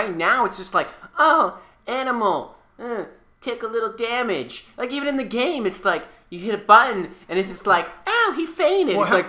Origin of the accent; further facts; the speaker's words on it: Samoa; I come from Samoa. We don't speak Japanese in Samoa.